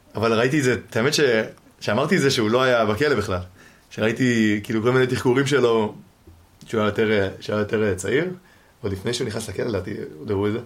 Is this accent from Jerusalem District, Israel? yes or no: no; Givatayim, Tel Aviv District, Israel; now in Ramat Gan, Israel; אני גר, גדלתי בגבעתיים, היום אני גר ברמת גן עם ההורים